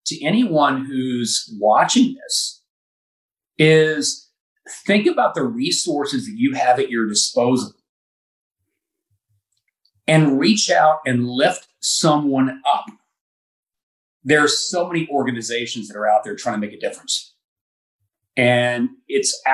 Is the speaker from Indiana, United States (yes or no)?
yes; Indiana, United States; I grew up in a small town in Indiana.